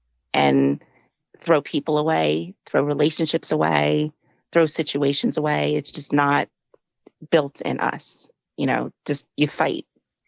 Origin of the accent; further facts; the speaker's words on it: San Diego, California, United States; So we moved around a lot. We're originally from San Diego, California.